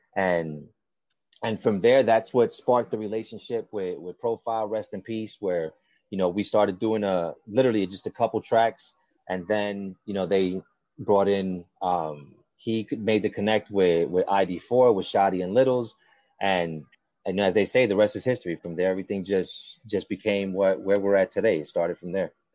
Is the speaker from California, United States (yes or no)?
no; Kendall, Florida, United States; also born or lived in New York; where I grew up here in Kendall